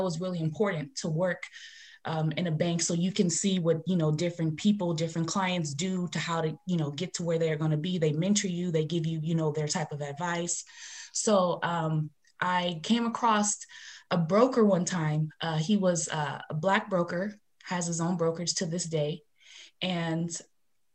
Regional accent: Los Angeles, California, United States; also born or lived in Inglewood, California / Atlanta, Georgia / South Bay, California; I grew up in the San Fernando Valley.

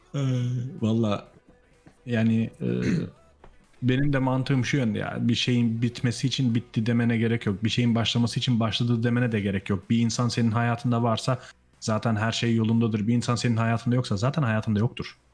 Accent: Netherlands; also born or lived in Turkey; Hollanda'da yaşıyorum. 6 ay önce geldim. Ee, zaten Hollandalıyım. Aslında gelmedim yani geri döndüm. Hollandalıyım

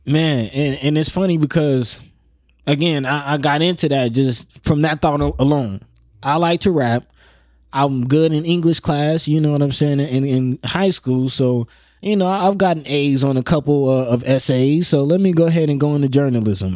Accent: Omaha, Nebraska, United States; also born or lived in Florida / Georgia / Miami; growing up in North Omaha

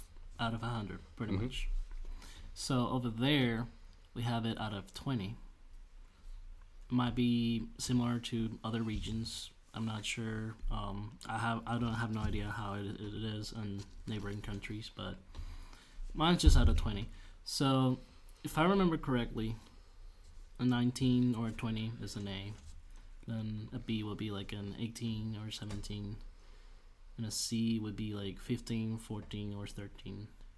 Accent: Venezuela; moved away; We don't have a 12th grade back home

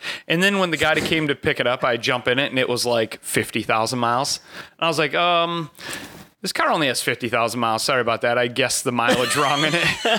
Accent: Door County, Wisconsin, United States; No. I grew up in Door, which is just as country as where Al came from.

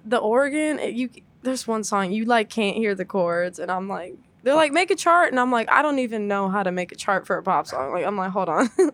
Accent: Dallas, Texas, United States; moved away as an adult; now in Boston, United States; I'm from Dallas

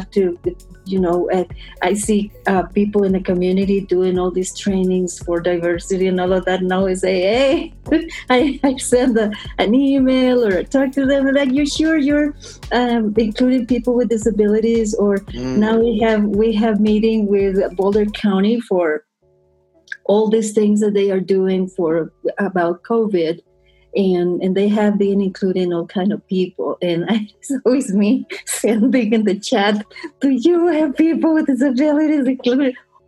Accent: Costa Rica; moved away as an adult; now in United States; I'm from Costa Rica.

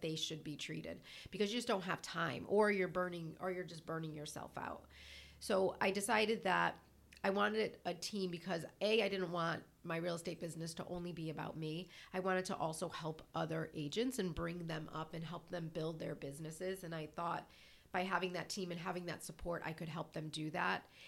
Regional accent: Connecticut, United States; moved away as an adult; now in Charlestown, Rhode Island, United States; born and raised in Connecticut.

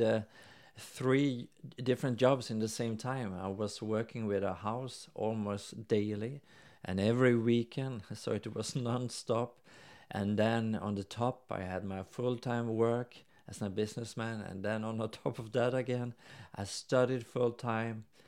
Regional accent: Norway; now in Sweden; since I'm from Norway

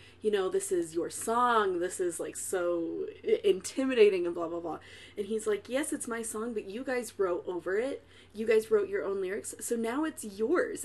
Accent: Midwest, United States; now in Utah, United States; We are from the Midwest. We live in Utah

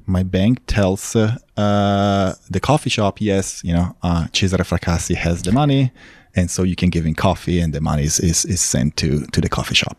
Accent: Milan, Lombardy, Italy; moved away as an adult; also born or lived in Los Angeles, United States / Texas, United States; now in Austin, United States; I was, uh, born and raised in Italy

